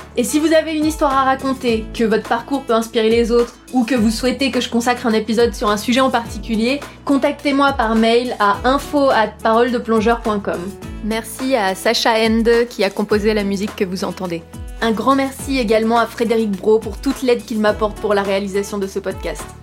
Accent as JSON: {"language": "French", "town": "Courtenay", "region": "Centre-Val de Loire", "country": "France", "tie": "born or raised there", "said": "Je suis originaire de Courtenay, petit village au fin fond du Loiret"}